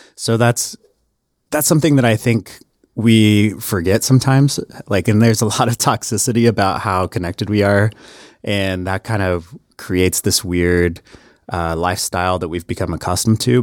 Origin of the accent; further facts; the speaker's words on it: Harrah, Oklahoma, United States; moved away; I'm actually from a, a tiny ass town called Hera, Oklahoma